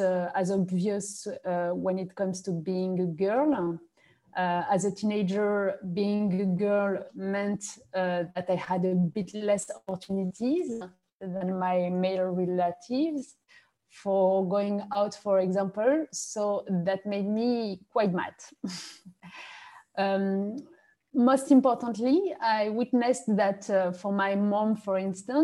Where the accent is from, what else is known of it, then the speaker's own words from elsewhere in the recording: France; English is a second language; also born or lived in Morocco; now in Paris, France; I arrived in France only when I was 4 years old